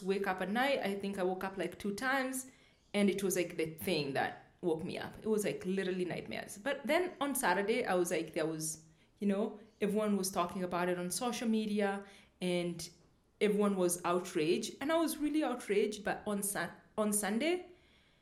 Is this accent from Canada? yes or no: no; Kenya; also born or lived in United States; I am black. I am African, I'm Kenyan, I'm a Kikuyu